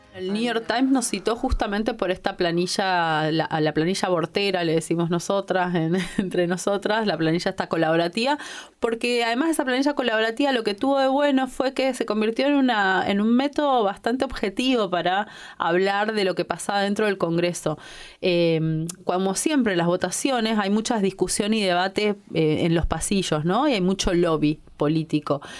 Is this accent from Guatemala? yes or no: no; Argentina; somos un grupo un activista que tiene un medio, que es uno de los medios con las comunidades más grandes de, Argentina